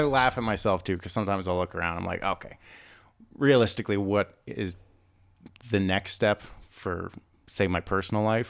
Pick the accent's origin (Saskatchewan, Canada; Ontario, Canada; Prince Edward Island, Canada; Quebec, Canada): Prince Edward Island, Canada; moved away as an adult; growing up on Prince Edward Island